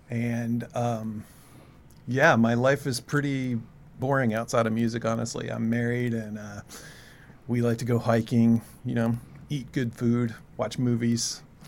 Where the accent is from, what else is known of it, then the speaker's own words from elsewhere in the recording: Louisville, Kentucky, United States; moved away as an adult; now in Boston, United States; I grew up in Louisville, Kentucky, a small family. I have one brother. It was a pretty normal suburban lifestyle at that time, I would say. Grew up in the 80s